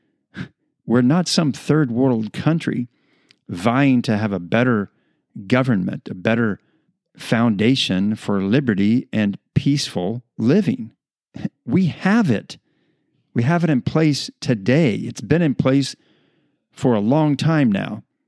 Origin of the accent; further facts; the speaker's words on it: United States; as American citizens